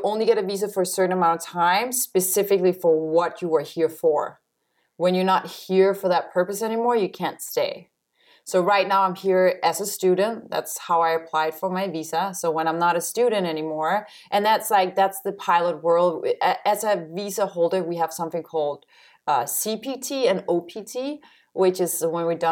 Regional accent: Copenhagen area, Northern Zealand, Denmark; English is a second language; moved away as an adult; now in New York City, United States; I am from the Copenhagen area. Uh-huh. So, I'm from Zealand. I'm from Northern

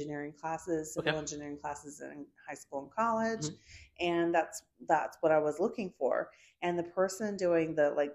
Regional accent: Texas, United States; also born or lived in California / Maryland / New Orleans; I grew up in the South in Texas.

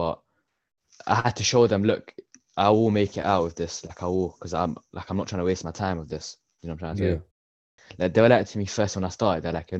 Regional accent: Ilford, London, United Kingdom; I grew up in East London, Ilford.

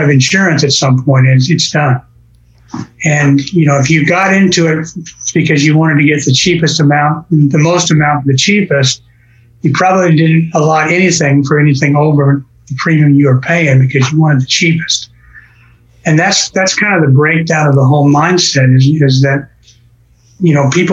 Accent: Colorado, United States; now in Tulsa, United States; I grew up in Colorado.

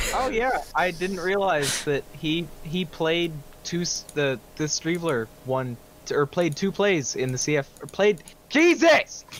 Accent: Canada; I'm fucking Canadian

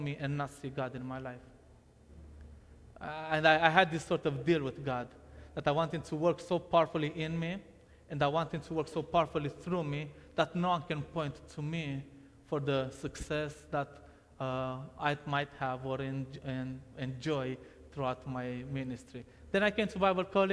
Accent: Romania; English is a second language; moved away; I was born in Romania in 1990, and for the first 4 years of my life, I lived with my parents.

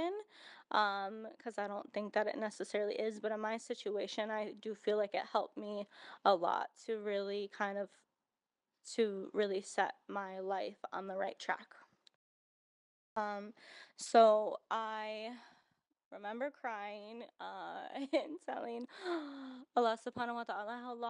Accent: United States; growing up in America

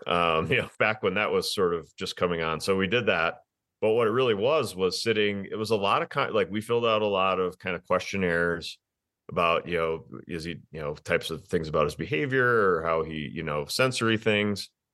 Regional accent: Wisconsin, United States; moved away as an adult; also born or lived in Green Bay, Wisconsin; now in Denver, United States; I'm from Wisconsin.

